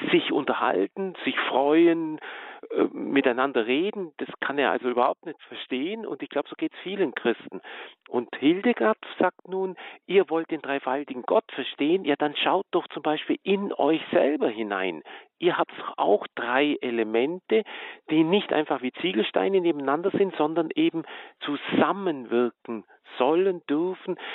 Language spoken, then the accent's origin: German; Baden-Württemberg, Germany; Also ich komme ja aus dem Schwaberländle